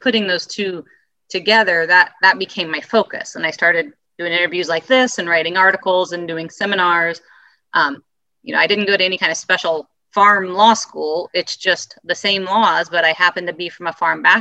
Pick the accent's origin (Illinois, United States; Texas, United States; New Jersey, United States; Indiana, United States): Indiana, United States; Peru; I was born and raised in Peru, Indiana, in Miami County